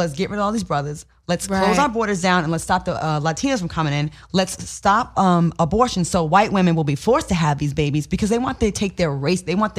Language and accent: English; Rhode Island, United States; A lot of Cape Verdeans. I'm from Rhode Island. All in Rhode Island.